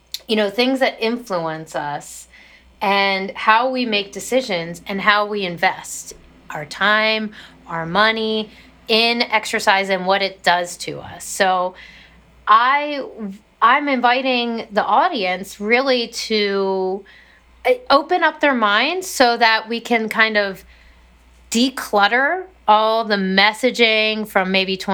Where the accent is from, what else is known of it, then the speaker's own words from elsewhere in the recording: Harford County, Maryland, United States; I'm from the other part of Maryland, very northern Maryland, Harford County